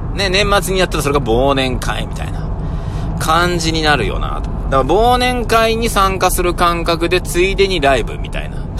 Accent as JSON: {"language": "Japanese", "town": "Nagoya", "region": "Aichi", "country": "Japan", "tie": "born or raised there", "said": "僕は名古屋生まれ名古屋育ちなんですけど、うちの親は沖縄人で"}